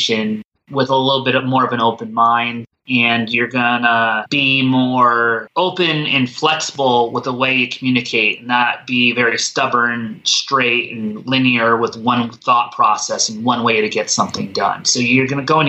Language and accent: English; East Coast, United States; moved away; also born or lived in Colorado / Midwest; growing up in the East Coast, then living in the Midwest a little bit, and then living on the West Coast